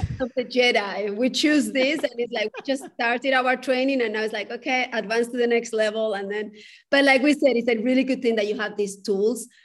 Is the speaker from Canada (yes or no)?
no; Spain; moved away; I come from a culture, I come from Spain